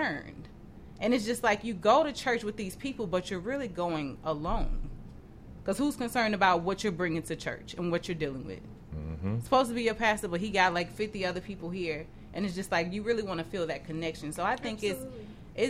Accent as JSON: {"language": "English", "region": "the South", "country": "United States", "said": "I'm from the South, so we have smaller churches"}